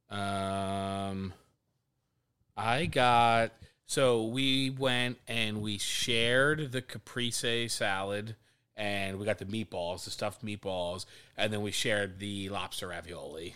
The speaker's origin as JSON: {"language": "English", "town": "Harleysville", "region": "Pennsylvania", "country": "United States", "tie": "born or raised there", "also_born_or_lived": "Hackettstown, New Jersey", "moved": "as an adult", "lives_now": "Philadelphia, United States", "said": "growing up in Harleysville and, like, where we grew up"}